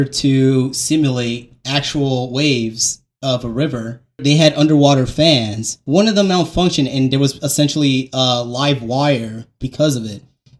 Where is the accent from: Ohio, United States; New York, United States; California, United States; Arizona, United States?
New York, United States; I am a New Yorker